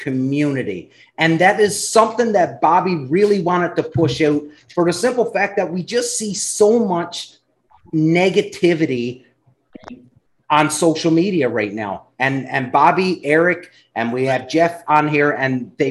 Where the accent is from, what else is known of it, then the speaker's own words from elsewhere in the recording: Canada; I'm from Canada where our provinces are massive